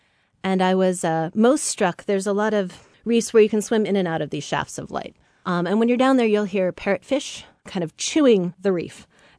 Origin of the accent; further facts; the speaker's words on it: Samish Island, Washington, United States; Well, I grew up on Samish Island, north of Seattle, and had always sort of run up and down the beach, you know, on the sort of surf logs and the mud flats.